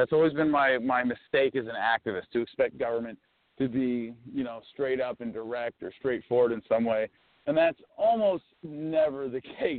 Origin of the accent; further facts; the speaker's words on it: Arizona, United States; in Arizona, in my home state